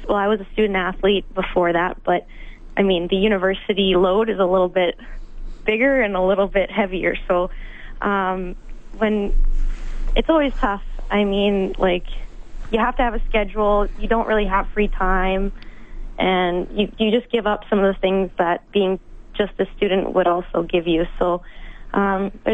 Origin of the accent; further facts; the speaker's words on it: Edmonton, Alberta, Canada; I had a good feeling about the U of A. Like, I mean, it's my hometown